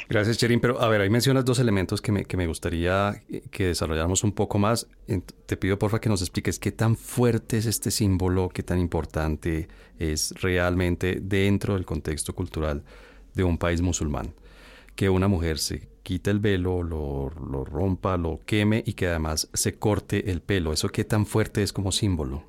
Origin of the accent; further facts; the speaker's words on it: Colombia; Uno como colombiano